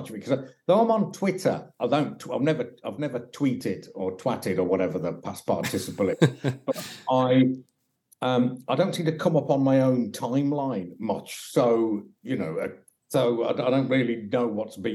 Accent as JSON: {"language": "English", "town": "Birmingham", "region": "West Midlands", "country": "United Kingdom", "also_born_or_lived": "Stourbridge", "said": "I'm from Birmingham"}